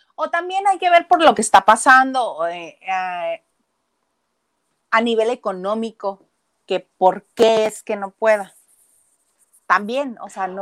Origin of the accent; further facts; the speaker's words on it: Mexico; also born or lived in Mexicali, Mexico; somos los mexicanos